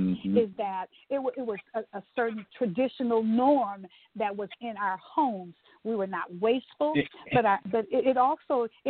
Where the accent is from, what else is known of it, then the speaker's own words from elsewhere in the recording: Texas, United States; I grew up in Texas